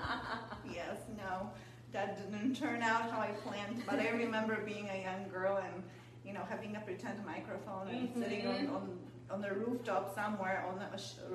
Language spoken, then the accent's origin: English; Poland; moved away as an adult; now in United States; I grew up in Poland. I moved to the United States when I was 18.